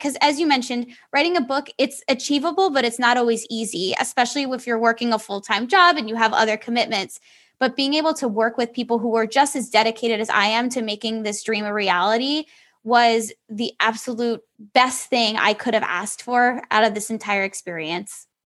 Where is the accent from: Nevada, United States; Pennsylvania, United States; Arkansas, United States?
Pennsylvania, United States; Allentown; moved away as an adult; my hometown of Allentown, Pennsylvania